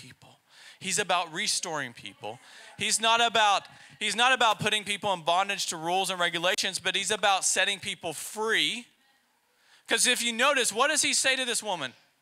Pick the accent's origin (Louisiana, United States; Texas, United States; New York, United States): Texas, United States; now in Poland; we're from Texas